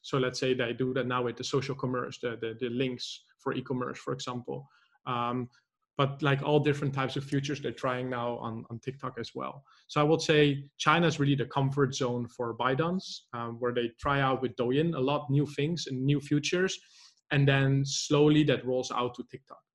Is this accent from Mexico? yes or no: no; Netherlands; moved away as an adult; also born or lived in Poznan, Poland; I'm actually originally from the Netherlands